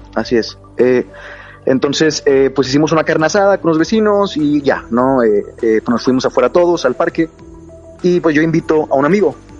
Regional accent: Monterrey, Nuevo León, Mexico; Soy de la ciudad de Monterrey, al norte de México.

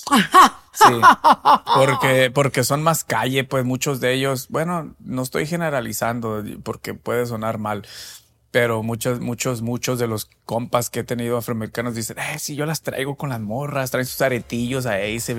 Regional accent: Spain; yo soy español

